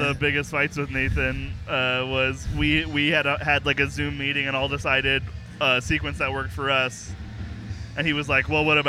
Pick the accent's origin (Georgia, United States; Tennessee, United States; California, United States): California, United States; Southern; now in Boise, United States; So like, cause I'm not originally from here. I'm from Southern California.